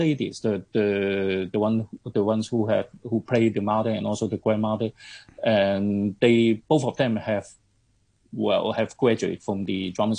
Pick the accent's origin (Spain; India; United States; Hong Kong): Hong Kong; we, as a Hong Konger